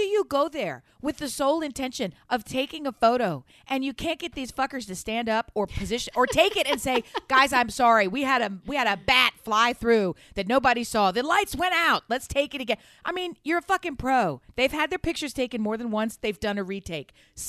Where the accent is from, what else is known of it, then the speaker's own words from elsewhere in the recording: Delaware, United States; Big Joe, we've been with you for a long time. We're from Delaware. We know all about you.